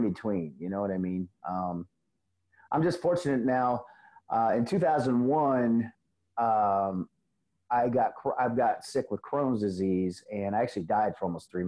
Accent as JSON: {"language": "English", "region": "Missouri", "country": "United States", "tie": "born or raised there", "also_born_or_lived": "Illinois / North Carolina", "said": "I originally was born in Illinois and moved to Missouri when I was a kid. Right. And my dad had gotten custody of me, and he'd gotten remarried. So we moved to North Carolina, Jacksonville, out there at Cherry Point."}